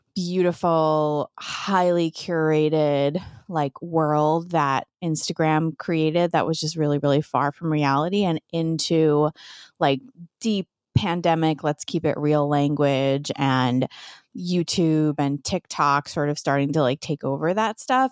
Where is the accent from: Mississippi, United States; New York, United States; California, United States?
New York, United States; New York City; So, I'm from New York